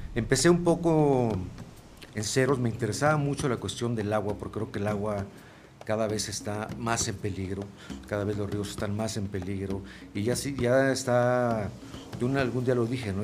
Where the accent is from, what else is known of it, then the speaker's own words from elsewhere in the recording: Mexico; Yo mismo como mexicano